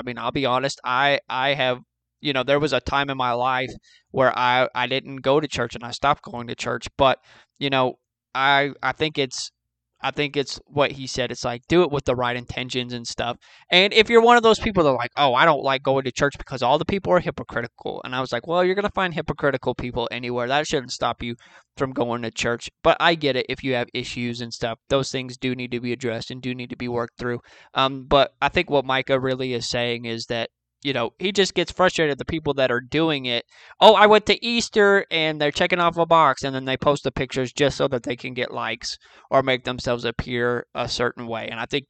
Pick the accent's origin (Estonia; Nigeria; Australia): Australia; Sydney, New South Wales; Oh, mate, I'm from Sydney, Australia, mate.